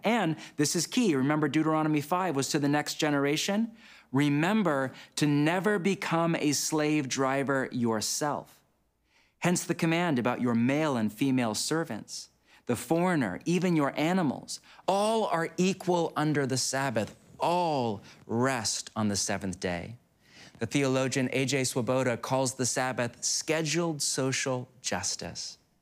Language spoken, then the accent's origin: English; United States; my home country of the U S